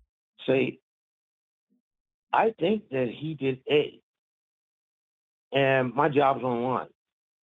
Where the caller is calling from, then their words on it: Philadelphia, Pennsylvania, United States; Hey, it's … from Philly.